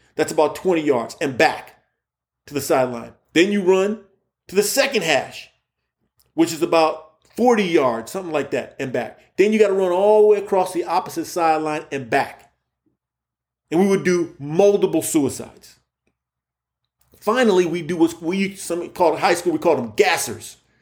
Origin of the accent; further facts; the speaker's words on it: Key West, Florida, United States; moved away as an adult; also born or lived in Indiana; I'm from Key West, Florida